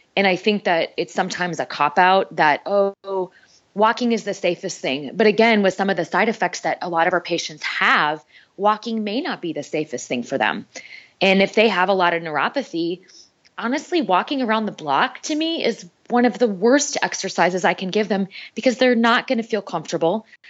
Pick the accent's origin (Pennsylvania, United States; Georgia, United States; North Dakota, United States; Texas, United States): North Dakota, United States; moved away as an adult; also born or lived in Minneapolis / Kansas City; I grew up in North Dakota